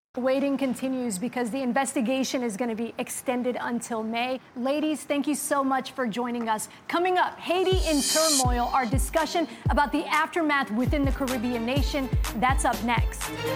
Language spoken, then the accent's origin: English; Somalia; now in United States; I'm an immigrant from Somalia, went through the refugee process as well